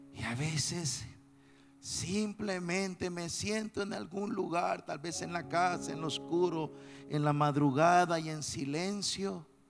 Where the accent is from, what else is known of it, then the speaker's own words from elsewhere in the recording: El Salvador; yo tengo que estar en mi país ahora